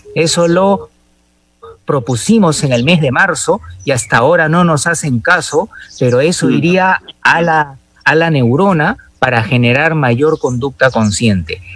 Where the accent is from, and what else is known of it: Peru